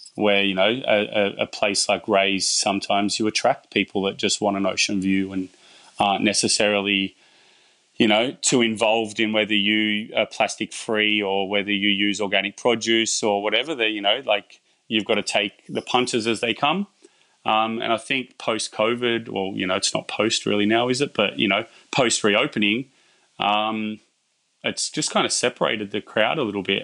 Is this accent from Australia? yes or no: yes; Bathurst, New South Wales, Australia; I'm from Bathurst